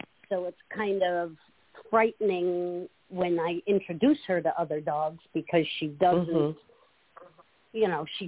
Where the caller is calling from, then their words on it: Holly Hill, Florida, United States; in Holly Hill, Florida.